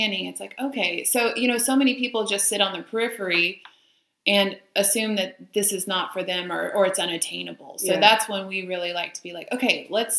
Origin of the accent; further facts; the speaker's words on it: Houston, Texas, United States; now in Austin, United States; I come from Houston, and you had to drive 45 minutes to get to somewhere